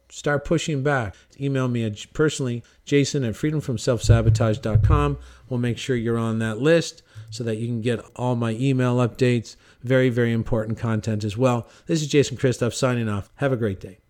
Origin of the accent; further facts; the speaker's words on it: Cornwall, Ontario, Canada; In my hometown, Cornwall, Ontario, Canada